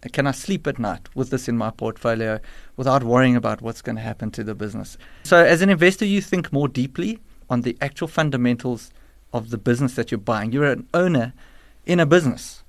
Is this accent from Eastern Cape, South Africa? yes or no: no; Johannesburg, Gauteng, South Africa; I'm a Joburg born and bred